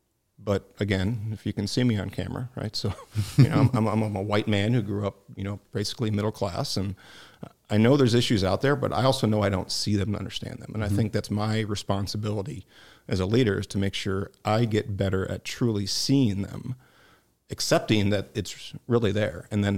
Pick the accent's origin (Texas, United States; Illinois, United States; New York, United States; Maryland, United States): Illinois, United States; Homewood; also born or lived in Youngstown, Ohio / Cleveland, Ohio; basically a Midwestern kid, so I was born in Youngstown, Ohio. Didn't live there long. My dad was in the steel business, so I grew up in Chicago, one of the south suburbs, Homewood